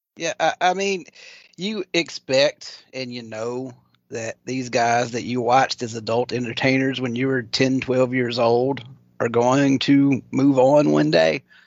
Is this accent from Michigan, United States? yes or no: no; Maringouin, Louisiana, United States; now in Ocean Springs, United States; I grew up in, well, actually even outside of a little tiny speck on the map called Maringouin, Louisiana